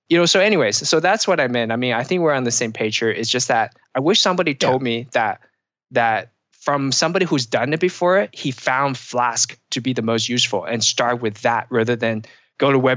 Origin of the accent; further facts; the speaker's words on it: Pacific Northwest, United States; Um, so I'm from the Pacific Northwest